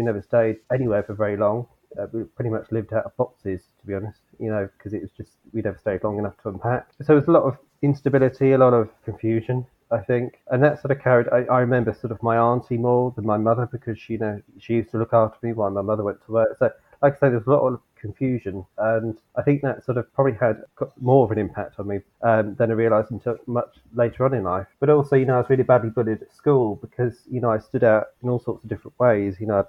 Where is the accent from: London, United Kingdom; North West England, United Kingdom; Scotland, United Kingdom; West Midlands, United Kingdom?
North West England, United Kingdom; Southport; you know, I grew up in Southport, which is near to Preston, not far from Liverpool.